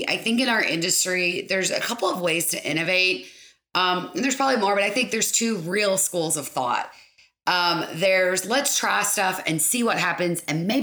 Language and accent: English; Lake Cumberland area, South Central Kentucky, United States; also born or lived in Lexington, Kentucky / Bardstown, Kentucky; born and raised in South Central Kentucky, Lake Cumberland area